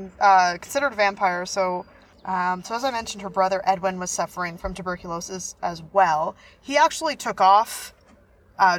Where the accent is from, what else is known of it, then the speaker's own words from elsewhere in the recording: Canada; We're from Canada